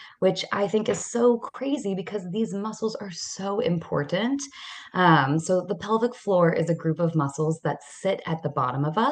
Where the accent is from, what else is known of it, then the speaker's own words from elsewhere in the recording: Atlanta, Georgia, United States; also born or lived in Israel / Maryland / New York; So I am originally from Atlanta. I grew up here